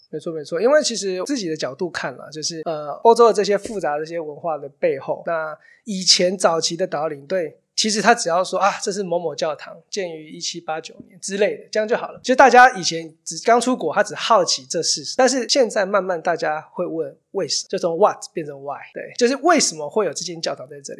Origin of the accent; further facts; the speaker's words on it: Kaohsiung, Taiwan; also born or lived in Taichung / Taipei; now in Hualien, Taiwan; 我在高雄出生嘛，然后台中当兵，台北念书跟工作都是待了，南北两个大城市都待了十多年